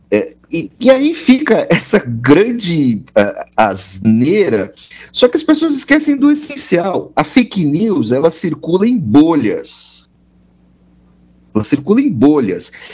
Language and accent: Portuguese; Serra Gaúcha, Rio Grande do Sul, Brazil; sou gaúcho, criado na Serra, gaúcha, onde todo mundo é branco de olho azul